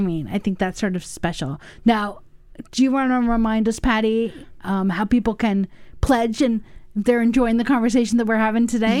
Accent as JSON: {"language": "English", "country": "United States", "tie": "born or raised there", "also_born_or_lived": "Los Angeles / New York", "moved": "yes", "lives_now": "Madison, United States", "said": "I grew up in Los Angeles and New York."}